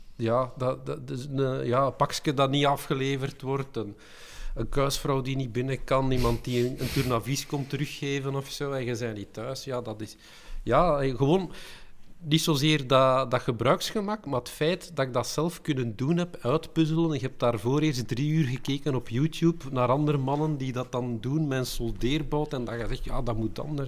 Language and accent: Dutch; Belgium